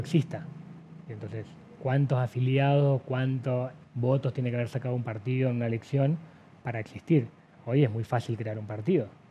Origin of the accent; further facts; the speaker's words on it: Salta, Argentina; somos los salteños